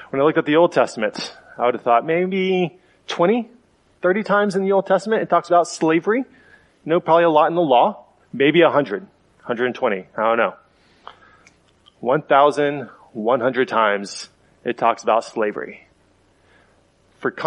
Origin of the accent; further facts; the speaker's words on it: United States; As an American